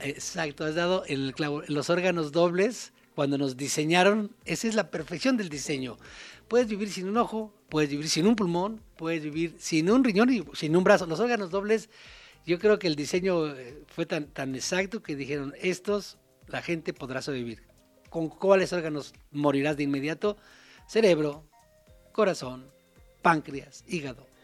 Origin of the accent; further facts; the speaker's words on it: Mexico; uno siempre como mexicano